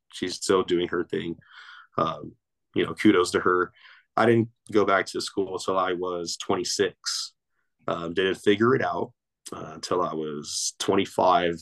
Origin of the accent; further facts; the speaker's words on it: Torrance, California, United States; I grew up in the city of Torrance, California